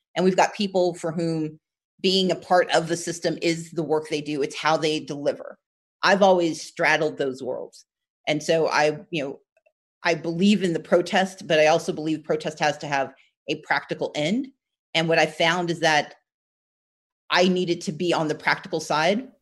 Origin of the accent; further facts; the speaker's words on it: Gulfport, Mississippi, United States; also born or lived in Wisconsin; I was born in Wisconsin, but my we all grew up in Gulfport, Mississippi.